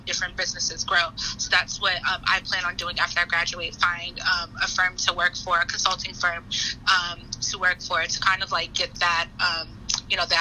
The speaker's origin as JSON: {"language": "English", "town": "Boston", "region": "Massachusetts", "country": "United States", "moved": "as an adult", "lives_now": "Philadelphia, United States", "said": "I am from Boston, Massachusetts, and I came to Philadelphia"}